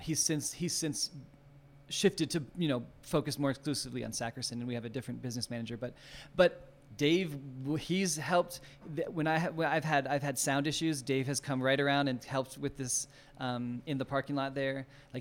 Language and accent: English; Maryland, United States; also born or lived in Utah; we moved back east when I was born in Utah, but I was back east by the time I was like 4 or 5, and in Maryland, and my mom did a dance studio there, and so I grew up in her studio